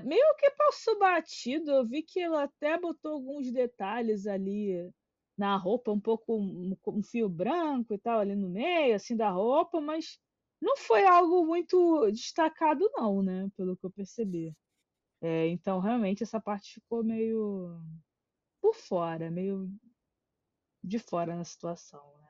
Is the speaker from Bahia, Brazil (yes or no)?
no; Rio de Janeiro, Brazil; a gente é do Rio.